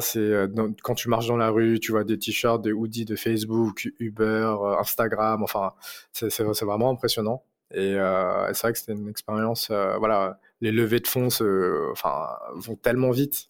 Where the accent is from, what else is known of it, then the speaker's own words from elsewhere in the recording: Paris, Île-de-France, France; je viens de Paris, donc euh, je suis né à Paris euh, d'origine chinoise cambodgienne. j'ai fait toutes mes études à Paris, j'ai vécu toute ma vie à Paris